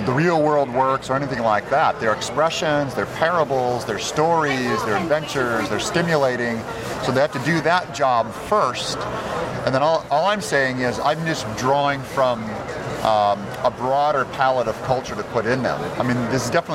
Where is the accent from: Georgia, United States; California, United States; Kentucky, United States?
California, United States; Turlock; moved away; also born or lived in Los Angeles; I was raised in Turlock.